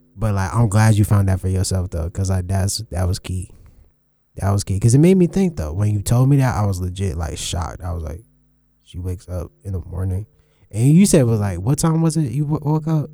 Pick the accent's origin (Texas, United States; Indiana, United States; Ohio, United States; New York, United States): New York, United States; New York City; I was born in Brooklyn